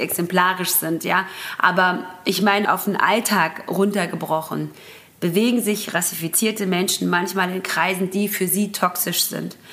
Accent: Göppingen, Baden-Württemberg, Germany; also born or lived in Karlsruhe / Ludwigsburg; Meine Heimatstadt, da bin ich groß geworden

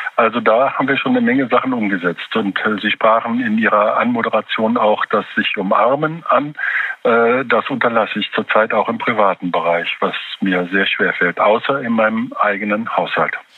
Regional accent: Germany; bei uns in Deutschland

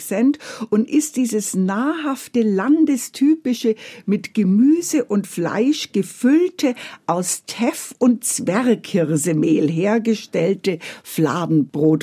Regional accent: Bavaria, Germany; mein bayerisches Herz

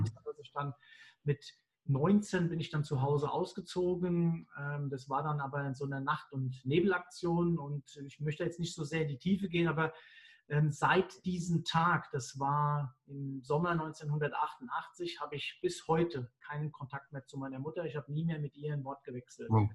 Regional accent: Mainz, Rhineland-Palatinate, Germany; Ich bin ja Mainzer

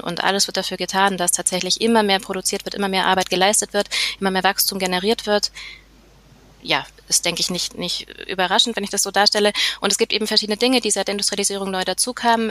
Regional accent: near Nuremberg, Bavaria, Germany; moved away as an adult; now in Vienna, Austria; ich komme aus der Nähe von Nürnberg, aber aktuell lebe ich in Wien

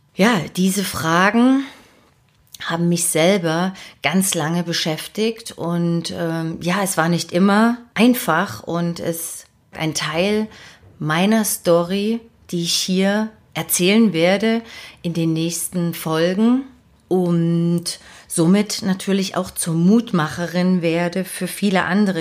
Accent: Dresden, Saxony, Germany; moved away as an adult; also born or lived in Leipzig; now in Hamburg, Germany; habe also meine Kindheit und meine Jugend in Dresden verbracht

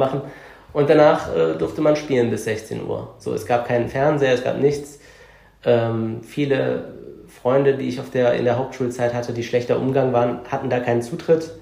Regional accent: Cologne, North Rhine-Westphalia, Germany; Ich bin eine Kölsche Jung, also ich bin Kölner, ich bin in, im Stadtbezirk Köln-Kalk geboren und aufgewachsen und lebe da auch bis heute noch.

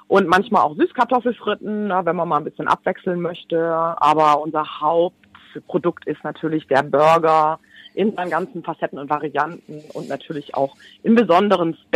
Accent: Baden-Württemberg, Germany; Ich komme ja aus Schwaben und wir haben das mit den Badenern.

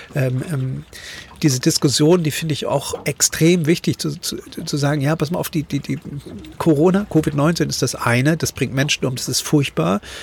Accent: East Germany, Germany; moved away as an adult; ich bin ja mit 18 damals aus der DDR geflohen, ganz alleine

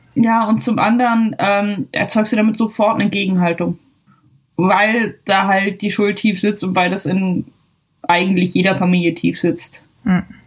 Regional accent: Germany; now in Ireland; ich muss mich ja jeden zweiten Tag oder keine Ahnung wie oft irgendwie als Deutsche outen

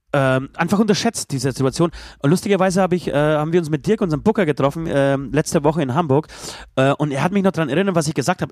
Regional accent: Poland; moved away; als Pole

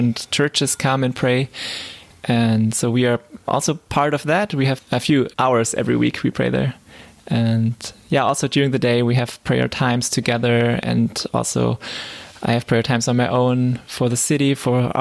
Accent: Southern Germany, Germany; moved away as an adult; now in Leipzig, Germany; I'm from South Germany and not so familiar with the East culture

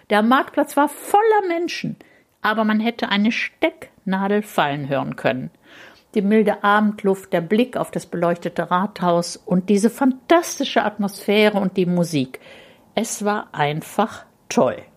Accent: Rhineland, Germany; na sowas ähnliches kenne ich aus meiner Kindheit im Rheinland.

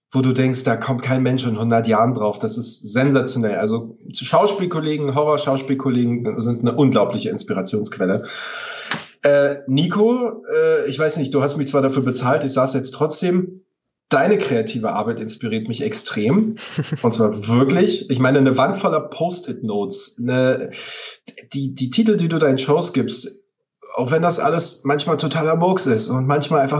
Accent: Potsdam, Brandenburg, Germany; meine Heimat, alles was mit, mit, mit Heimat und, und Kindheitserinnerungen und Flashbacks und Zurückblicken äh, hat, inspiriert mich. Spaziergänge durch Potsdam, ähm, alte Bücher lesen, alte Filme gucken. Kommt, kommt, kommt man, wenn man in Brandenburg aufwächst, automatisch auf

